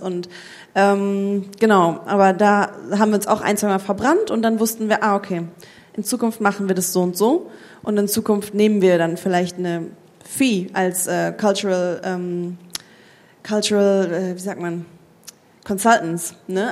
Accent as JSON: {"language": "German", "country": "Germany", "said": "bei uns in Deutschland"}